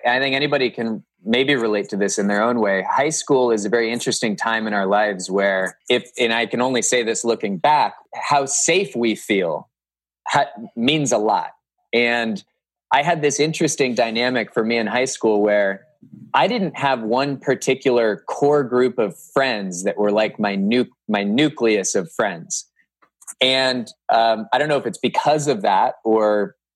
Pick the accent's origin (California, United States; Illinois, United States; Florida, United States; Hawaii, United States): California, United States; Cupertino; moved away as an adult; also born or lived in Northern Virginia; now in Hudson, United States; I grew up in Cupertino, California